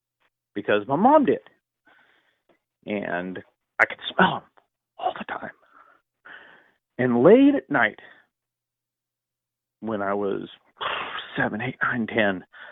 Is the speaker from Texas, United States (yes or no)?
no; Southern California, United States; I grew up in Southern California